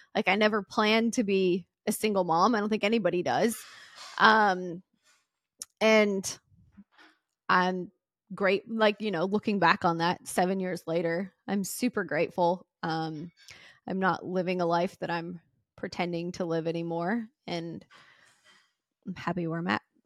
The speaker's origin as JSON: {"language": "English", "region": "the South", "country": "United States", "said": "I'm from the South, and everyone gets married young"}